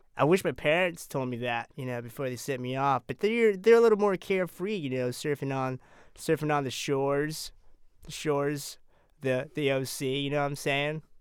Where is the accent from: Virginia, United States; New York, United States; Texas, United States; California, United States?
California, United States; I'm from California